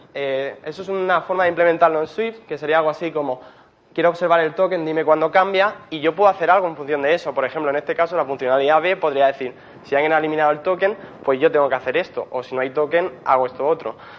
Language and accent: Spanish; Murcia, Region of Murcia, Spain; moved away as an adult; now in Berlin, Germany; soy de Murcia